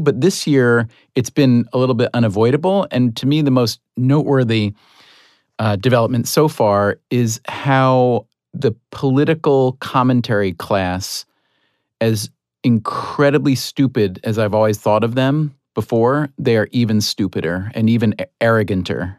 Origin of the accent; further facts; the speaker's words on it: Schenectady, New York, United States; I was born in Ellis Hospital in Schenectady, New York